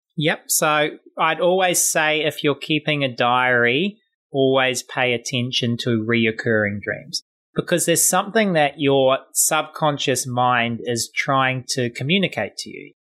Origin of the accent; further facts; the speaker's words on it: New Zealand; I'm from New Zealand